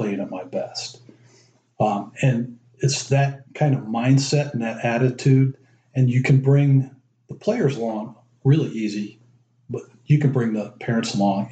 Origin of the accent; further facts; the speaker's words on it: Dayton, Ohio, United States; also born or lived in Youngstown, Ohio / Cleveland, Ohio; we moved to Cleveland when I was three, lived there till I was ten, then moved to Dayton. So I basically grew up in Dayton, Ohio